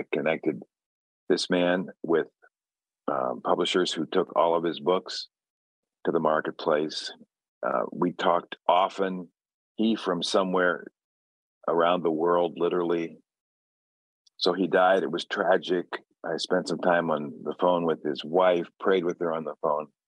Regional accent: Chicago, Illinois, United States; I grew up in Chicago

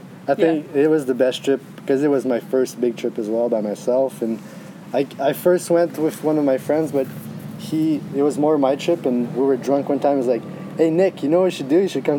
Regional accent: Montreal, Quebec, Canada; I'm from Canada, in French part, from Montreal, and I am here in Mexico.

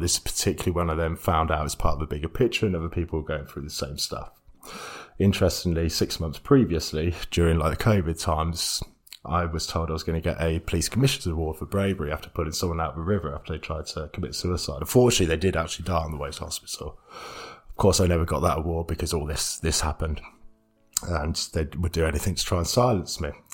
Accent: Stamford, East Midlands, United Kingdom; moved away as an adult; also born or lived in Leeds; i am living back in my hometown, Stamford

